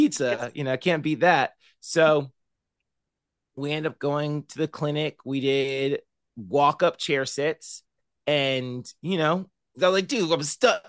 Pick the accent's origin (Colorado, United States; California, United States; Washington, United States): California, United States; Murrieta; moved away as an adult; now in Bakersfield, United States; I grew up in Marietta, California, which is about an hour north of San Diego